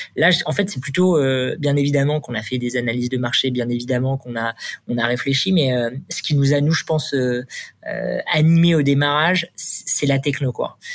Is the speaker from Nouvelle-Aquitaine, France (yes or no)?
no; Le Havre, Normandy, France; moved away as an adult; also born or lived in Paris; Je viens de Normandie. je fais toutes mes études là-bas, ma prépa, et puis je suis arrivé en école d'ingé à Paris